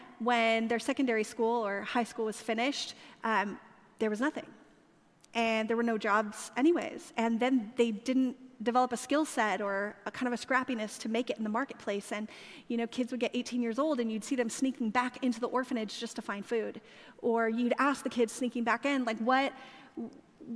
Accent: California, United States; moved away; I grew up in California

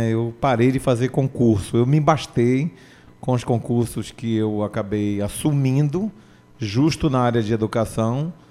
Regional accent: Bahia, Brazil; Eu vim da, da Bahia, eu sou de uma família de cinco

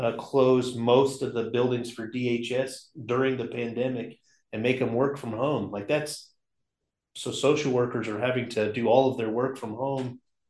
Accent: Oklahoma, United States; growing up in Oklahoma

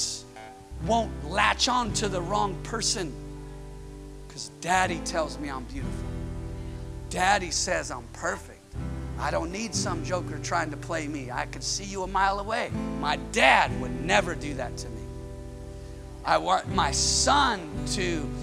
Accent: Northern California, United States; moved away as an adult; now in Southern California, United States; I'm from Northern California. I'm here in Southern California

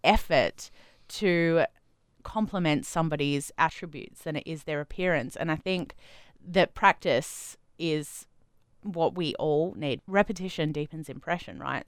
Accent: Adelaide, South Australia, Australia; moved away; I grew up in Adelaide

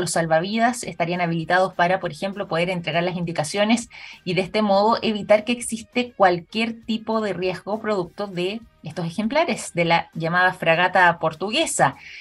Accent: Chile; nosotros en nuestro país

